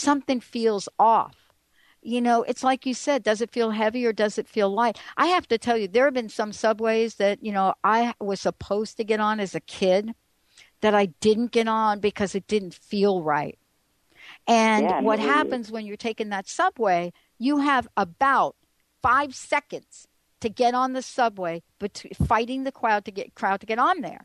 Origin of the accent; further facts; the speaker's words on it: New York, United States; I grew up in New York